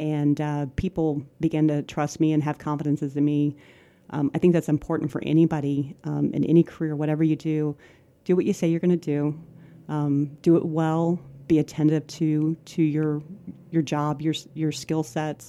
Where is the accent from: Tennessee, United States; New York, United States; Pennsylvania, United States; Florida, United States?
Florida, United States; Ocala; Ocala's home. Um, I grew up here